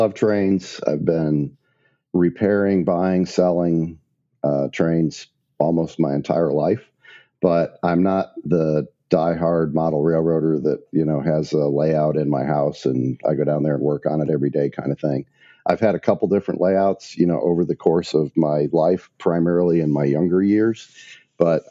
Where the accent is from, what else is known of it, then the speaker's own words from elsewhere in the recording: Maumee, Ohio, United States; moved away as an adult; also born or lived in Portsmouth, Virginia; I grew up in Maumee, Ohio, which is right outside of Toledo.